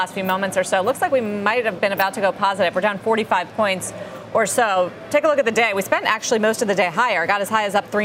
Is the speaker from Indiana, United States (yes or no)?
no; Cincinnati, Ohio, United States; my hometown of Cincinnati